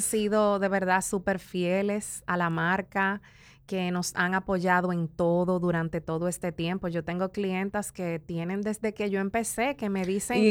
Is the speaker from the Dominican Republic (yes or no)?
yes; La Romana, Dominican Republic; also born or lived in San Pedro de Macorís; now in Santo Domingo, Dominican Republic; nací en el este, en La Romana y crecí entre La Romana y San Pedro de Macorís.